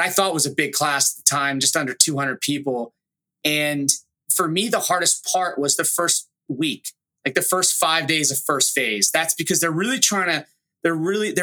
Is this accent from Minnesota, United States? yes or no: no; Delaware County, suburbs of Philadelphia, Pennsylvania, United States; moved away as an adult; I was from the East Coast, kind of a smaller suburb outside of Philly.